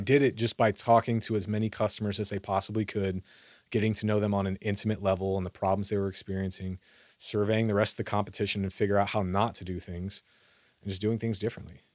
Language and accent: English; Iowa, United States; grew up in Iowa.